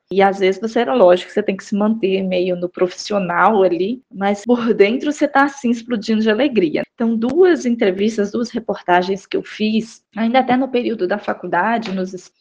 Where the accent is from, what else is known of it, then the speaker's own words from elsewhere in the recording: Belo Horizonte, Minas Gerais, Brazil; Eu fui criada em Belo Horizonte, mas eu passei todas as férias né, no interior, na casa dos meus avós, no interior de Minas, em Raul Soares.